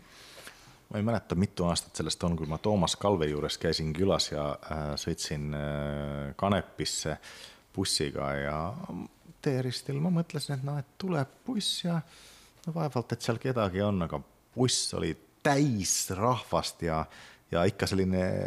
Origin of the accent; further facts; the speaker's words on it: Kitee, North Karelia, Finland; Estonian is a second language; now in Tartu, Estonia; ma olen ise ju pärit Kite linnast